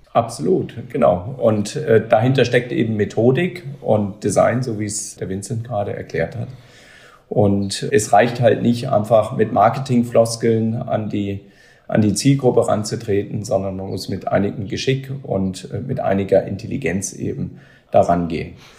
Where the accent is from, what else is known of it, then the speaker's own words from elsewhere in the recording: Germany; wir als Deutsche, wir als Europäer